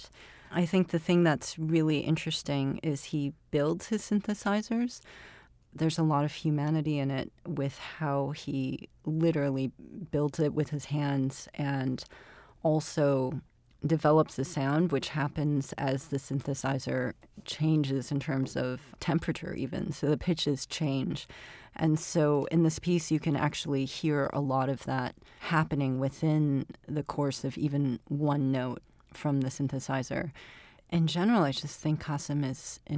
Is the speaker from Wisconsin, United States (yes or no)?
no; Chicago, Illinois, United States; also born or lived in Glen Ellyn; I was growing up in Chicago